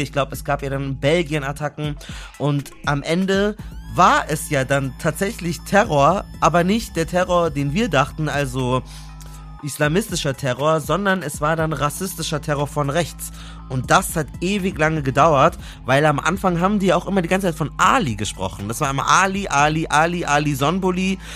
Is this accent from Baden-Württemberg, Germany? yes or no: no; Munich, Bavaria, Germany; Ich bin ja aus München